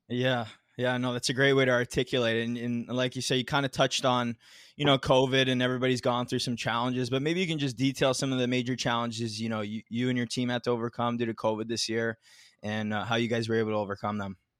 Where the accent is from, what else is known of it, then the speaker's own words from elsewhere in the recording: Mississauga, Ontario, Canada; Mississauga, which is my hometown as well. I'm here right now.